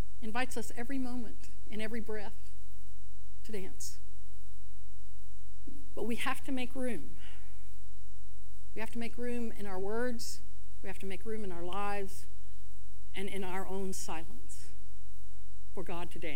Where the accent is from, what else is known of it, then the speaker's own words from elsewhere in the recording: El Campo, Texas, United States; I grew up in El Campo, Texas, small rice farming community southwest of Houston